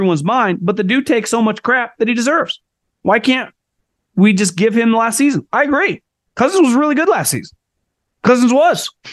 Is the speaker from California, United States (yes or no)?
yes; California, United States; I grew up being in California